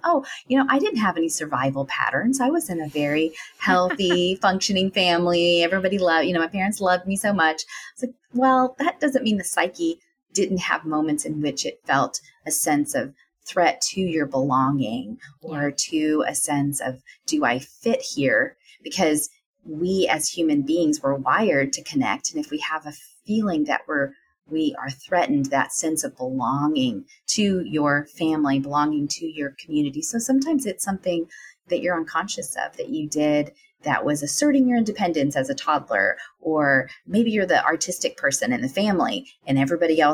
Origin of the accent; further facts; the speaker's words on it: the South, United States; a woman growing up in the South